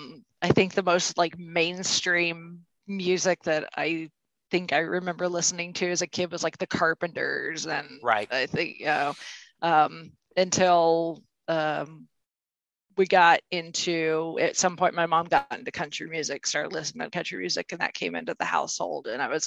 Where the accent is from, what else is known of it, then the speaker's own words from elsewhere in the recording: Indiana, United States; Well, I'm a native Hoosier.